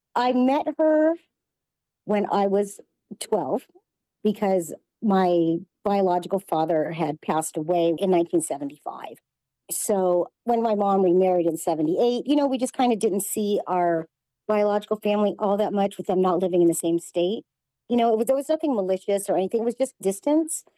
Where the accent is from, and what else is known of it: Los Angeles, California, United States; born or raised there; now in Las Vegas, United States